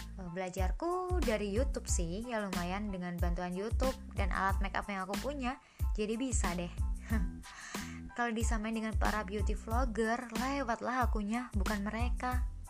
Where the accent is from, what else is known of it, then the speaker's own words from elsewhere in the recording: East Java, Indonesia; moved away as an adult; now in Yogyakarta, Indonesia; pas balik di kampung, kampungku kan Jawa Timur